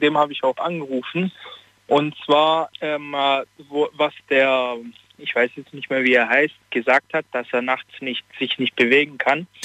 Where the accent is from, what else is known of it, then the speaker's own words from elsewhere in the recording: Italy; ich bin Italiener und bei uns gibt es auch so dieses Aberglaube